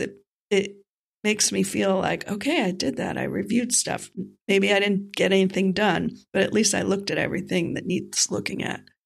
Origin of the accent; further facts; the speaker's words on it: North Miami Beach, Florida, United States; my hometown, North Miami Beach